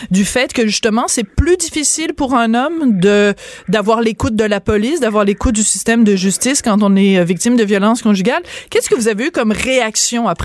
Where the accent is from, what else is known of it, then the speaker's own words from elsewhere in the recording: Bordeaux, Nouvelle-Aquitaine, France; born there; je suis née en France, vous le savez peut-être, peut-être, pas. Euh, je suis née dans la ville de Bordeaux euh, parce que mon père, qui travaillait pour le gouvernement canadien, euh, était établi à Bordeaux à ce moment-là.